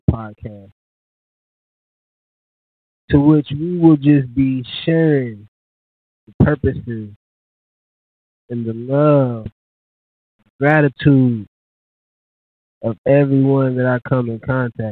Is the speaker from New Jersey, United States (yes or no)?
no; Louisville, Kentucky, United States; moved away as an adult; now in Dallas, United States; I am from the same city and state